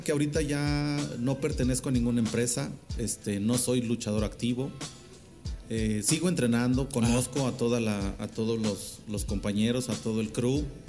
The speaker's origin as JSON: {"language": "Spanish", "region": "San Luis Potosí", "country": "Mexico", "also_born_or_lived": "Mexico City", "said": "soy orgullosamente potosino"}